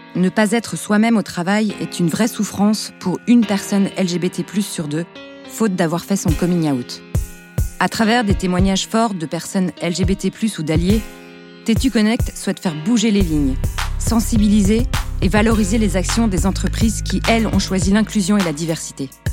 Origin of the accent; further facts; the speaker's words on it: Albi, Occitania, France; moved away as an adult; also born or lived in Toulouse; now in Paris, France; Je viens d'Albi, qui est euh, une ville de 60 000 habitants à peu près à côté de Toulouse dans le sud-ouest